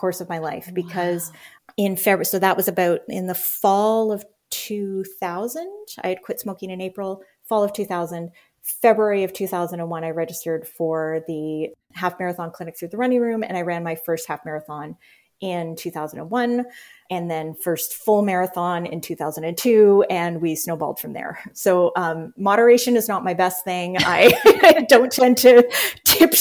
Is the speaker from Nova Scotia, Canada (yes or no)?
no; Winnipeg area, Manitoba, Canada; I grew up in St. Patel, which is, I actually looked it up today. The house that I grew up in was about 5 miles, 8K from downtown.